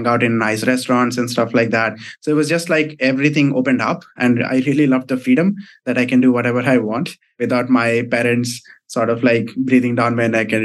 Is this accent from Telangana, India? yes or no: yes; small town near Hyderabad, Telangana, India; moved away as an adult; also born or lived in Mumbai, India / Singapore; I come from a small town in South India near Hyderabad.